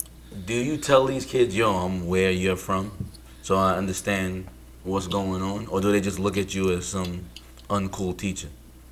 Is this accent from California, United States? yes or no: no; New York City, New York, United States; born or raised there